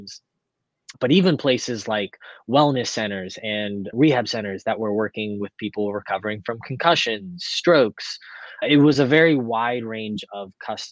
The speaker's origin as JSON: {"language": "English", "town": "Lancaster", "region": "Pennsylvania", "country": "United States", "tie": "born or raised there", "said": "my hometown of Lancaster, Pennsylvania"}